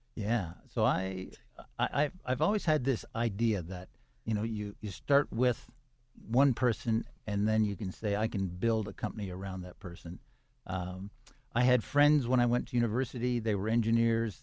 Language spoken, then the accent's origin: English; Toronto, Ontario, Canada; now in Pittsburgh, United States; I grew up in Toronto, Canada